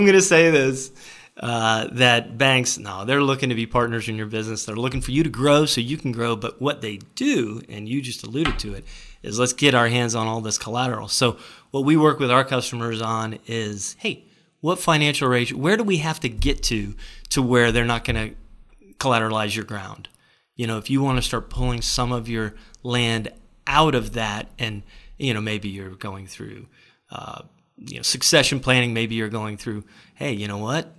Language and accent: English; Florida, United States; We're from Florida